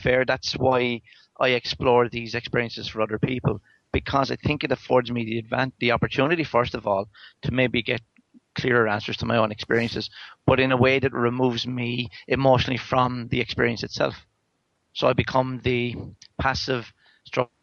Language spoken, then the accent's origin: English; Ireland; I am Irish